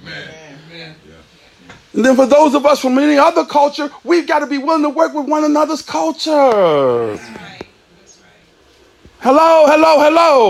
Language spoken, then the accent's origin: English; Virginia, United States; I'm from Virginia